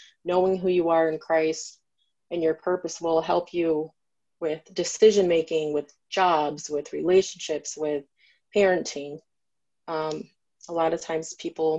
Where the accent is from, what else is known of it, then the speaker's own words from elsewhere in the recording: Grand Rapids, Michigan, United States; also born or lived in Saginaw, Michigan; I'm from here in Michigan. I was born in Saginaw, Michigan, and I grew up here in Grand Rapids